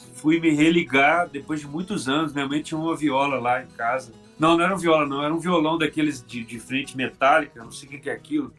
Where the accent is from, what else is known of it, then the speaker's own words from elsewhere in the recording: Belo Horizonte, Minas Gerais, Brazil; now in Petrópolis, Brazil; sou de Belo Horizonte e já brinquei de música quando eu era menino